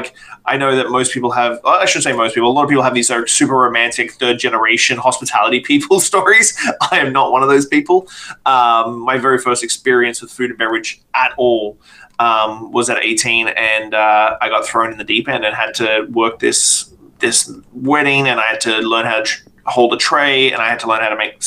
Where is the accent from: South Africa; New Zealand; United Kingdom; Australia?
Australia; moved away as an adult; now in Canada; I'm not from Canada. I'm from Australia